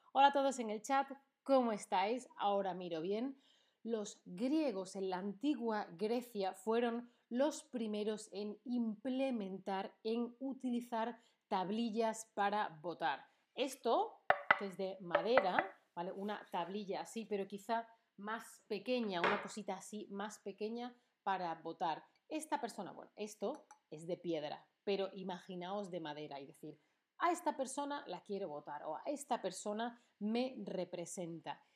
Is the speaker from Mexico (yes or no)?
no; Spain; Yo, que soy de España